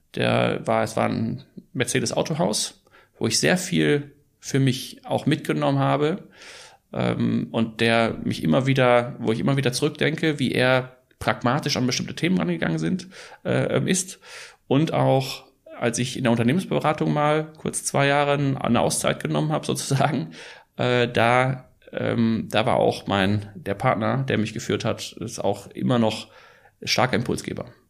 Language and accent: German; Ruhr area, North Rhine-Westphalia, Germany; ich bin Holländer und Schweizer und bin aber in, im, im äh, Ruhrgebiet aufgewachsen